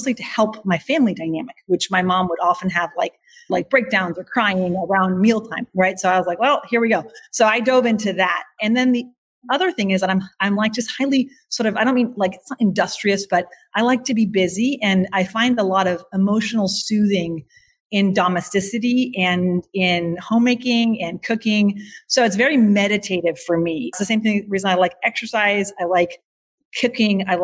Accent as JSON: {"language": "English", "town": "Eugene", "region": "Oregon", "country": "United States", "tie": "born or raised there", "also_born_or_lived": "Bavaria, Germany", "said": "I left that farm when I was 3. So I was very small. I definitely I grew up then in Eugene, Oregon"}